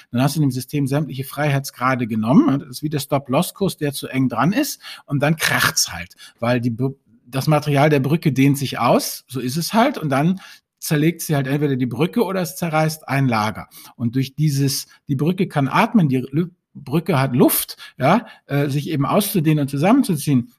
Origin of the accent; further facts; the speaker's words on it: Germany; als Deutsche